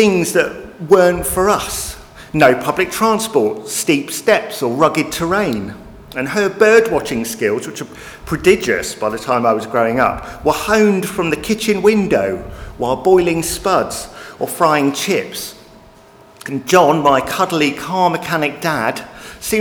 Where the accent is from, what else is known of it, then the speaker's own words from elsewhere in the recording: Croydon, London, United Kingdom; the housing estate that I grew up on outside Croydon